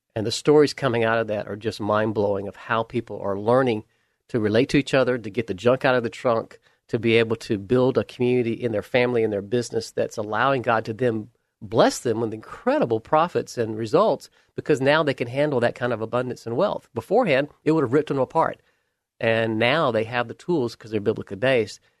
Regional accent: Camilla, Georgia, United States; moved away; I was raised in South Georgia, a little tiny town called Camilla

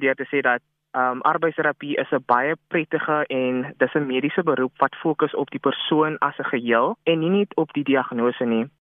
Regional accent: Worcester, Western Cape, South Africa; moved away as an adult; now in Mpumalanga, South Africa; Ek is oorspronklik van Woester

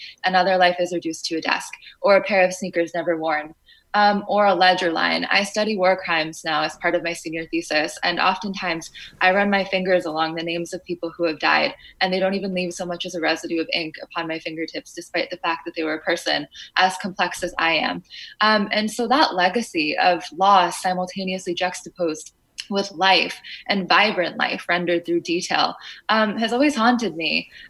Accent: Fairfield, United States; In Fairfield, we were one of the only, if not the only, Afghan family.

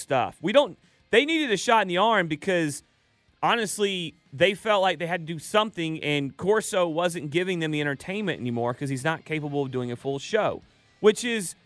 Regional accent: Dallas, Georgia, United States; I sound like I'm from Paulding County.

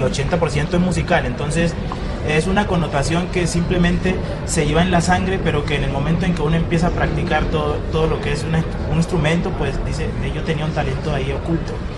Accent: Timbiquí, Cauca, Colombia; moved away; nosotros nos vinimos de Timbiquí

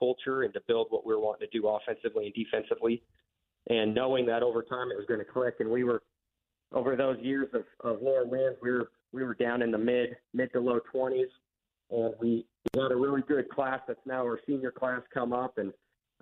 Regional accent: Sterling, Kansas, United States; I grew up in Sterling, so I did all my schooling here and then went to college here

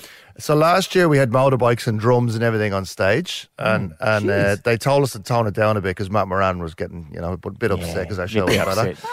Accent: Ireland; I'm Irish.

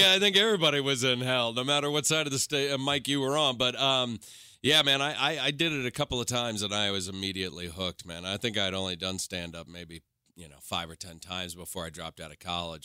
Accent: New York, United States; moved away as an adult; now in Los Angeles, United States; I moved from New York, man, and I, and when I got to L A, I was one of those guys that was like, uh, "Oh, no, you know, I'm a New Yorker

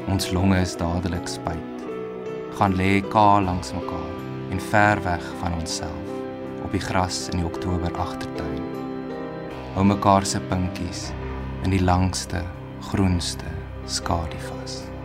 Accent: Bloemfontein, Free State, South Africa; moved away as an adult; also born or lived in Pretoria / Stellenbosch / Australia; now in Potchefstroom, South Africa; ek is in Pretoria gebore, grootgeword in Bloemfontein

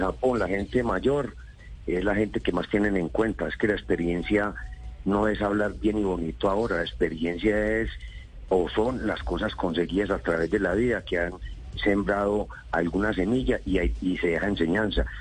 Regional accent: Antioquia, Colombia

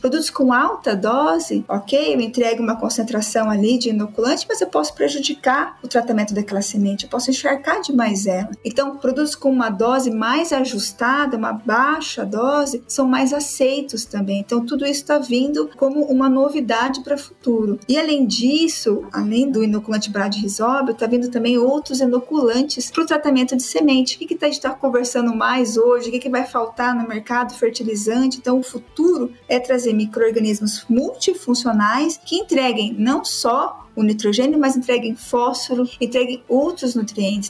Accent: Londrina, Paraná, Brazil; É 43, sou de Londrina

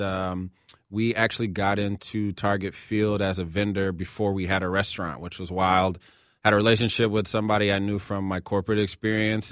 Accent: Seattle, Washington, United States; now in Minneapolis, United States; I grew up in Seattle. I live here in Minneapolis.

